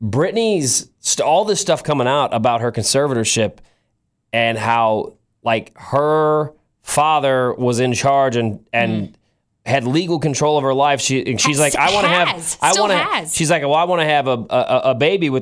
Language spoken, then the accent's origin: English; St. Louis, Missouri, United States; moved away as an adult; 5 years after I moved away from St. Louis, I'd moved back for like a week